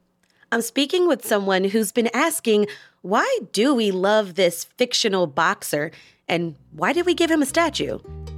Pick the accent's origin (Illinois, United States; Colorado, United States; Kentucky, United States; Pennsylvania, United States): Pennsylvania, United States; Philadelphia; as a Philadelphian